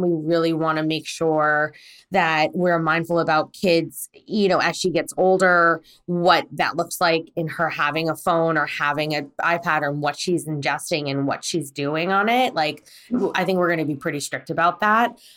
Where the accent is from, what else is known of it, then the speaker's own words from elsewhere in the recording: United States; also born or lived in Korea; I was born in Korea and I was brought to America at three months old